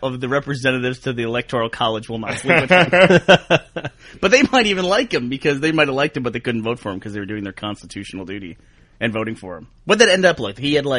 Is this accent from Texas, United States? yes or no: yes; Houston, Texas, United States; I grew up in Houston, yeah.